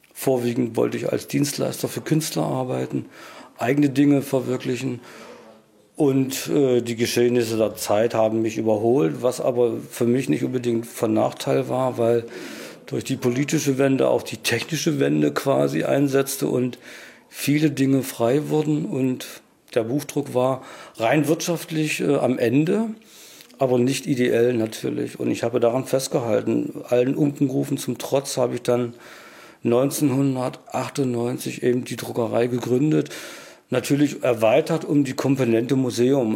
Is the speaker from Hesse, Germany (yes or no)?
no; Saxony-Anhalt, Germany; moved away as an adult; now in Mecklenburg, Germany; ich bin Migrant, habe einen sachsen-anhaltinischen Hintergrund sozusagen, bin aber durch meinen Erstberuf nach Mecklenburg gekommen, das war 1982